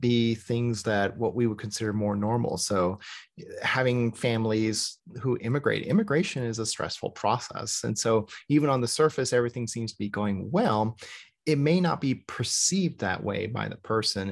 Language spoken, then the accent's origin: English; United States; we're Korean American